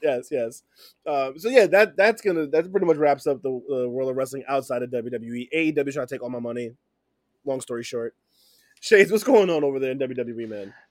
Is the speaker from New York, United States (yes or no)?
yes; New York City, New York, United States; I take all the pride in being from New York City